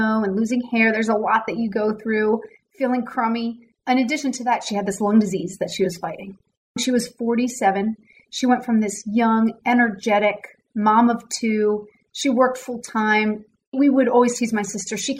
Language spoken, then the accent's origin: English; Newtown Square, Pennsylvania, United States; moved away as an adult; also born or lived in North Carolina; now in Dallas, United States; I grew up outside of Philadelphia. So for any basketball fans, I grew up in Newtown Square, which is not far from Villanova University